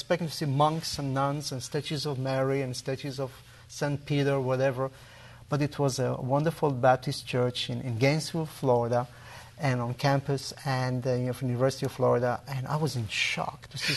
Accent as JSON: {"language": "English", "town": "Tel Aviv", "region": "Tel Aviv District", "country": "Israel", "tie": "born or raised there", "said": "I was born and raised in Jaffa in Tel Aviv."}